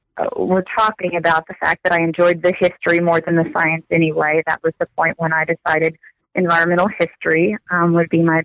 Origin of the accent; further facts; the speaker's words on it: Texas, United States; I work as an instructor at Angelo State University. I grew up in Texas, so I've not traveled far.